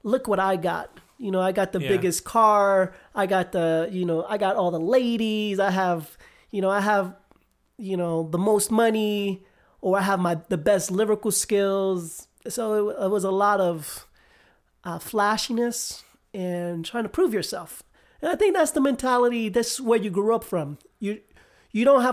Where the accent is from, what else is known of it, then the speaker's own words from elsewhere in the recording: New York City, New York, United States; moved away as an adult; now in Utah, United States; I grew up in Manhattan